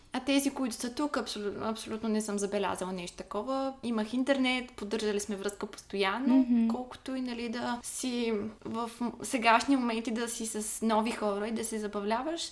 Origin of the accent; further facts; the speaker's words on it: Ruse, Ruse Province, Bulgaria; moved away as an adult; now in Varna, Bulgaria; От Русе съм. В момента уча във Варна